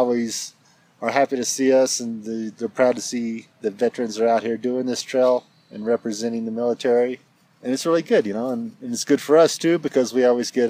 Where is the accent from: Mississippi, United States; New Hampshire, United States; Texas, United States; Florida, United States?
Texas, United States; Killeen; I'm from Killeen, Texas.